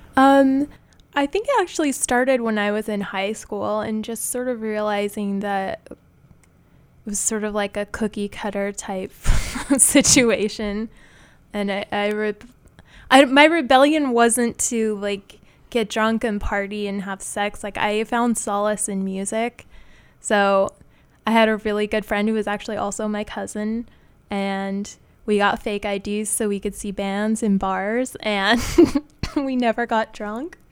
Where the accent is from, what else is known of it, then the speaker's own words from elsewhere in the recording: Utah, United States; moved away as an adult; now in New York City, United States; I grew up in Utah and I went to college in the same town that I grew up